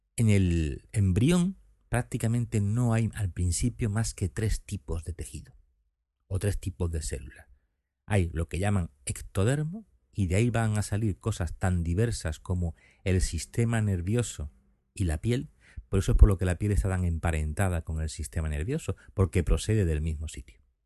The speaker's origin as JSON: {"language": "Spanish", "town": "Seville", "region": "Andalusia", "country": "Spain", "moved": "as an adult", "lives_now": "Cádiz, Spain", "said": "los sevillanos, como es mi caso"}